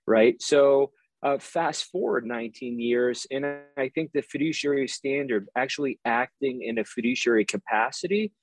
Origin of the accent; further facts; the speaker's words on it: East Coast, United States; I grew up on the East Coast